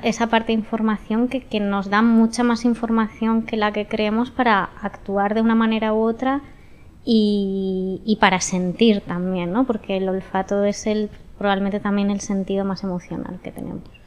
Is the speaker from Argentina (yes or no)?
no; San Sebastián, Basque Country, Spain; yo soy de Donosti